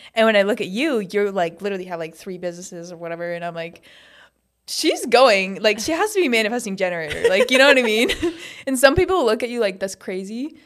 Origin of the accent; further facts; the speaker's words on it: Montana, United States; moved away as an adult; now in Arizona, United States; I grew up in Montana